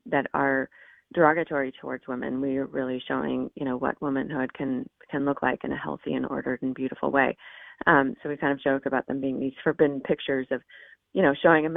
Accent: Oregon, United States; moved away; I grew up in Oregon, and there's a reason I don't live in Oregon

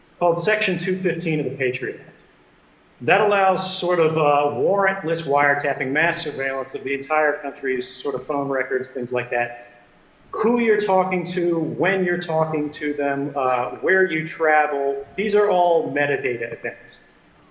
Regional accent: United States; I'm an American and I'm a citizen, just like everyone else

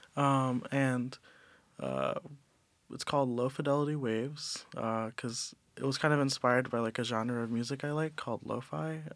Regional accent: Cleveland, Ohio, United States; moved away; also born or lived in New York; I'm from Cleveland, Ohio, uh, but I grew up in New York for some time

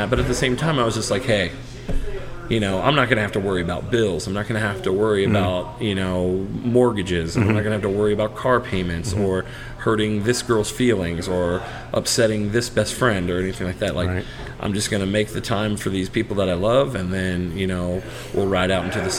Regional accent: Brown County, Indiana, United States; I grew up in Brown County

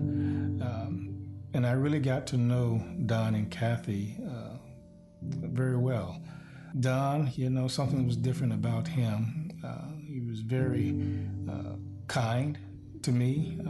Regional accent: Miami, Florida, United States; moved away as an adult; now in Lincoln, United States; I grew up in Miami-Dade County.

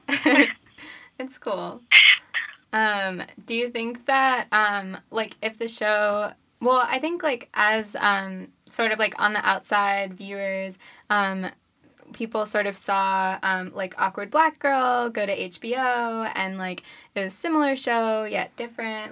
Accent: New York, United States; I'm from New York

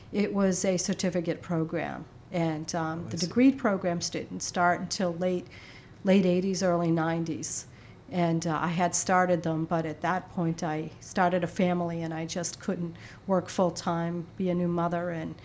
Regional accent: Boston, Massachusetts, United States; I grew up in the city in Boston.

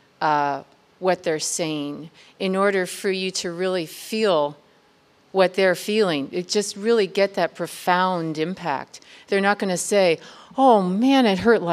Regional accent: United States; as an American

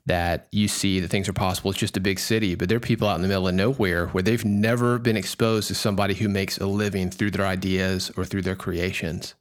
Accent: Nashville, Tennessee, United States; I grew up in Nashville

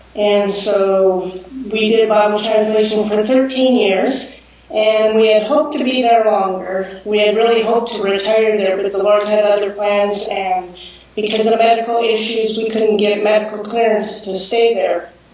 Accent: Los Angeles, California, United States; moved away as an adult; now in France; I grew up in West Hills, California, so I'm a valley girl.

